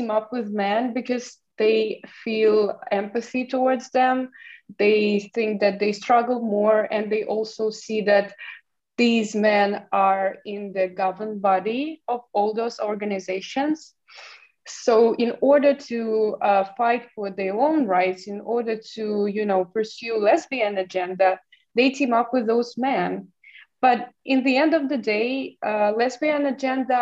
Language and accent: English; Ukraine; in my hometown, there were no, only lesbians, only women community. So I was a part of LGBT community. And it was, the body of this community and this implies for almost every LGBT community in Ukraine